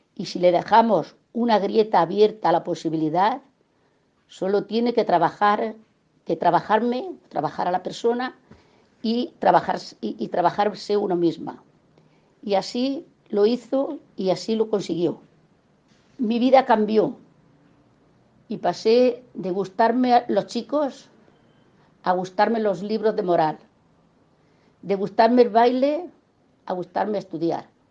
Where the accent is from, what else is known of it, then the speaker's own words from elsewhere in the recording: a village in Almería, Andalusia, Spain; moved away as an adult; now in Santa Cruz, Bolivia; Me crié en el campo prácticamente. Soy de un pueblo de Almería llamado Sierro